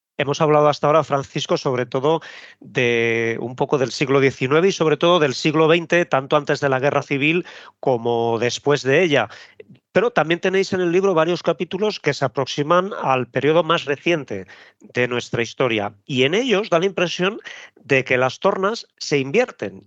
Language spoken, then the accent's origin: Spanish; Spain